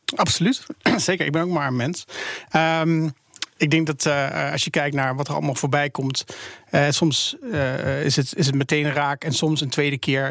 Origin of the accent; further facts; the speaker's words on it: Netherlands; als Nederlanders